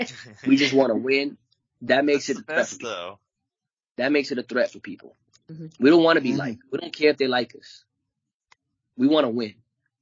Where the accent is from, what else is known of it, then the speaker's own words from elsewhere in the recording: New York City, New York, United States; I'm from Brooklyn, he's from Queens.